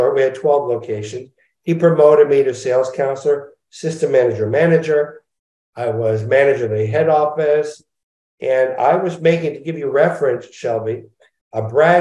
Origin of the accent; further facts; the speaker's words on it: Montreal, Quebec, Canada; now in Los Angeles, United States; I was brought up in Montreal